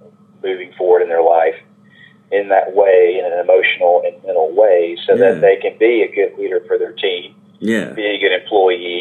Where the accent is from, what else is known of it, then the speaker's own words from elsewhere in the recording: Memphis, Tennessee, United States; I was brought up in Memphis, Tennessee. I've been a lifelong Memphian and spent most of my time here